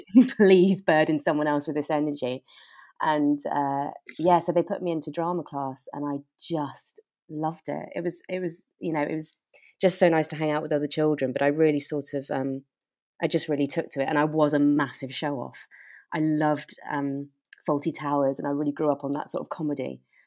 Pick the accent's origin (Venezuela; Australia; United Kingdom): United Kingdom; South West England; now in London, United Kingdom; So Devon is where I grew up. And I mean, I'd sort of say I'm a Devon girl